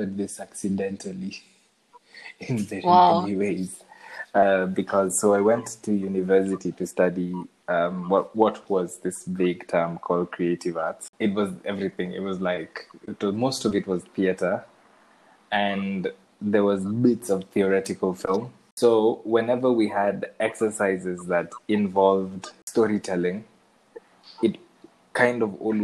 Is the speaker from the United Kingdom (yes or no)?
no; Kenya; I see myself as a Shags boy, because I grew up in Shags.